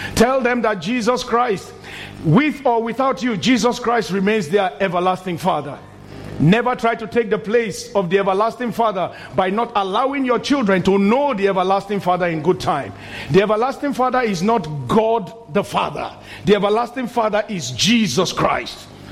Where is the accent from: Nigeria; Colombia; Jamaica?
Nigeria; moved away as an adult; in my country, my home country, Nigeria, when I was very young, the first 30 years of my life, all I knew was military rule